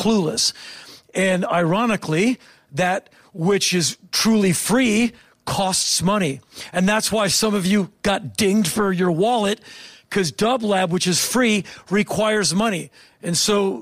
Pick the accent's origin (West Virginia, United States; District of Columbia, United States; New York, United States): District of Columbia, United States; Washington; I come from Washington, D.C.